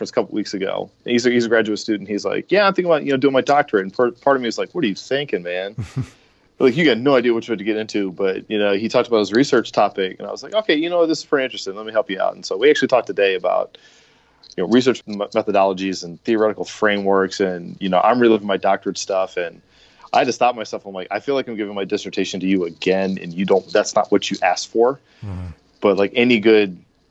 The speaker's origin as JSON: {"language": "English", "town": "Baltimore", "region": "Maryland", "country": "United States", "tie": "born or raised there", "also_born_or_lived": "Minnesota / California", "moved": "as an adult", "lives_now": "Arizona, United States", "said": "back in my hometown. I'm from Baltimore originally"}